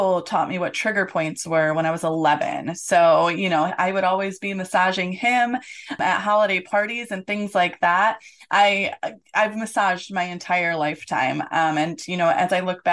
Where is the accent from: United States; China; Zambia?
United States; Detroit, Michigan; now in Orlando, United States; I grew up in the Metro Detroit area